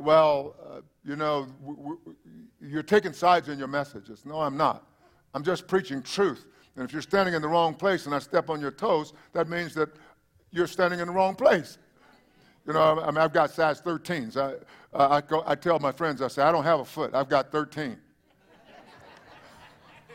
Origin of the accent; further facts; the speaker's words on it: East Texas, United States; now in South Texas, United States; that would be East Texas.